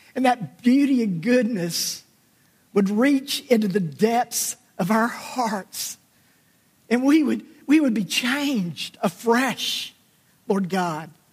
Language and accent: English; South Alabama, United States; my childhood growing up in South Alabama